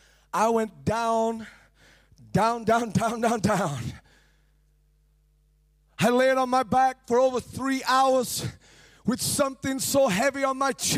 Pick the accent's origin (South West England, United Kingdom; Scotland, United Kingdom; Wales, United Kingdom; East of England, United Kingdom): East of England, United Kingdom; Cambridge; now in Rotherham, United Kingdom; And I came from Cambridge, from the south, and I traveled to the Sheffield where I live, actually in Rotherham.